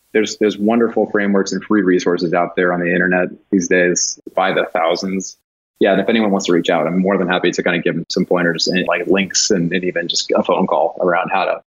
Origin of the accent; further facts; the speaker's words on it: California, United States; moved away as an adult; also born or lived in Denver, Colorado; a Californian who's lived outside of California for many years